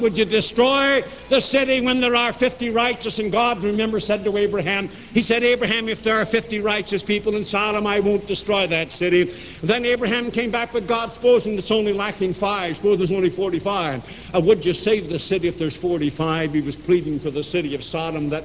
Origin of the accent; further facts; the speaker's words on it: United States; as an American and as a Christian